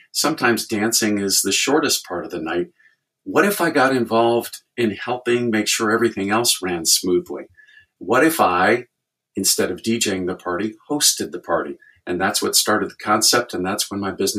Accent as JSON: {"language": "English", "town": "Chicago", "region": "Illinois", "country": "United States", "tie": "born or raised there", "moved": "as an adult", "lives_now": "Indianapolis, United States", "said": "I was actually born and raised in Chicago. My dad worked right downtown in the big city, but we grew up in the suburbs"}